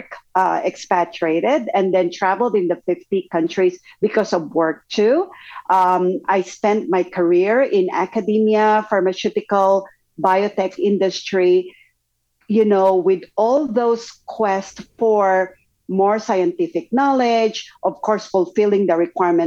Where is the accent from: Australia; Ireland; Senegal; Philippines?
Philippines; moved away as an adult; also born or lived in Japan / Belgium / Singapore; now in United States; I'm originally from the Philippines, was expatriated in Japan, in Belgium, Singapore, and in the US before permanently migrating to the US.